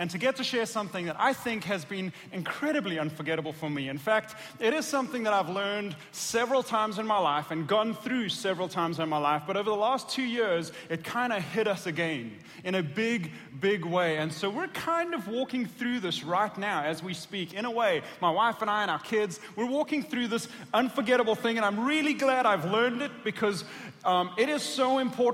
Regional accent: South Africa; moved away as an adult; also born or lived in Atlanta, Georgia; I was born and raised in South Africa

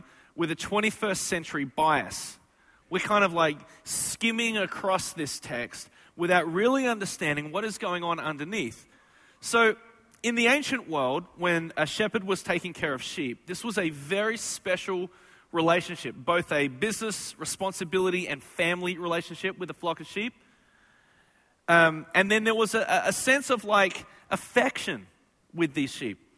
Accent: Australia; moved away; I am from Australia

